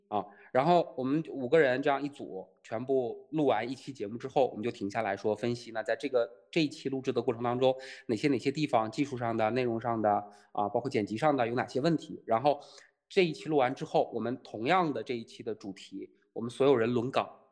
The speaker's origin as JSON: {"language": "Chinese", "town": "Tieling", "region": "Liaoning", "country": "China", "moved": "yes", "lives_now": "Shanghai, China", "said": "来自宇宙的尽头李雪琴的故乡赵本山口中的大城市铁岭"}